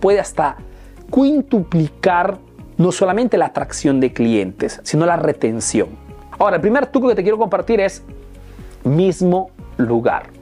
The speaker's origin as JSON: {"language": "Spanish", "country": "Peru", "moved": "yes", "lives_now": "Italy", "said": "soy un emprendedor peruano que vive hace años en Italia, en Europa"}